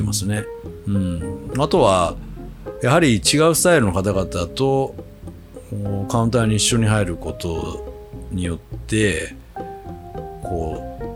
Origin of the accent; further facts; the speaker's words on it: Kochi countryside, Japan; now in Tokyo, Japan; 高知の田舎から出てきて